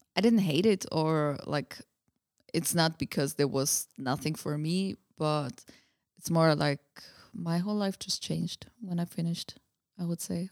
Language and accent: English; Austria; English is a second language; moved away as an adult; also born or lived in Budapest, Hungary; now in Prague, Czechia; I grew up in Austria.